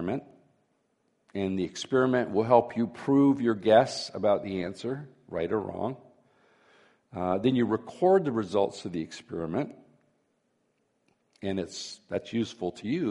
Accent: Florida, United States; when I was a boy growing up in Florida

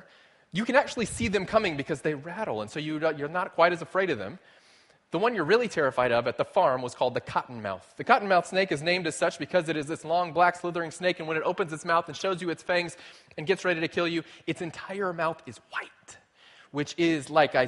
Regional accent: South Texas, United States; moved away; my grandparents had a farm when I was growing up in South Texas

